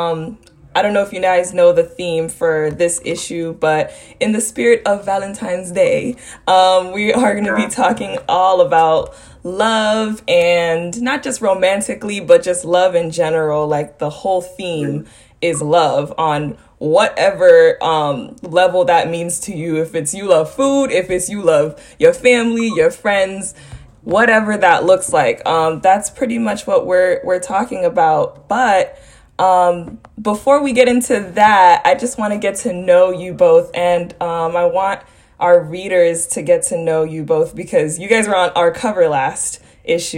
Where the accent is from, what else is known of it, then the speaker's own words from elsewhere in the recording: Haiti; moved away; I'm from Haiti, but I haven't been in forever. Like, it's been since I came here. But I speak the language. I speak Creole